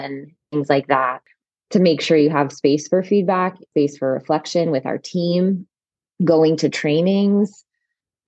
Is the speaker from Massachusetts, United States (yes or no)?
no; rural North Carolina, United States; also born or lived in Chapel Hill, North Carolina / Atlanta, Georgia; now in West Virginia, United States; I grew up in rural North Carolina, but went to high school in Chapel Hill